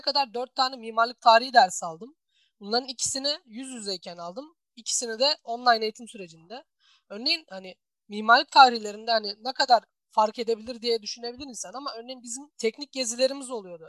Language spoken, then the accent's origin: Turkish; Turkey